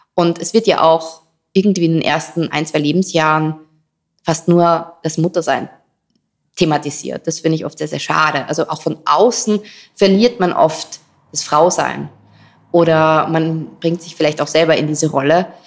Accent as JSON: {"language": "German", "region": "Styria", "country": "Austria", "tie": "born or raised there", "moved": "as an adult", "lives_now": "Vienna, Austria", "said": "Ich bin gebürtige Steirerin, aber schon richtig, richtig lange in Wien. Ich glaube 16, 17 Jahre"}